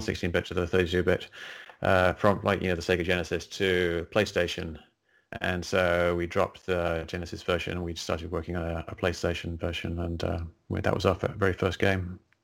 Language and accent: English; England, United Kingdom; moved away; I grew up in England, uh, as you can probably tell by the accent